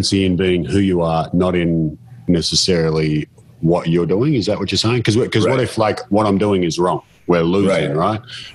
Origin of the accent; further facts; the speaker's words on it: Australia; I'm from Australia